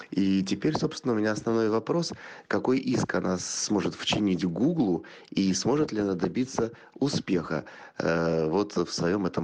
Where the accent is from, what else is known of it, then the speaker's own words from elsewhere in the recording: Stavropol, Stavropol Krai, Russia; я из Ставрополя.